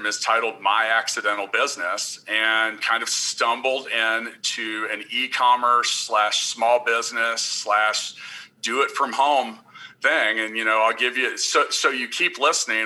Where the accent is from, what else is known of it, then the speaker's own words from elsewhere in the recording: Kansas City, United States; I am from Kansas City.